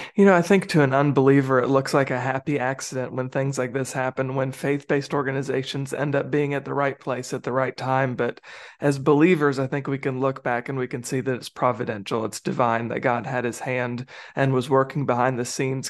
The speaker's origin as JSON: {"language": "English", "country": "United States", "said": "as an American"}